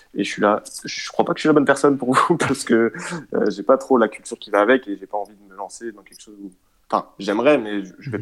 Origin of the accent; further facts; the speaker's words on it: Rennes, Brittany, France; je suis de Rennes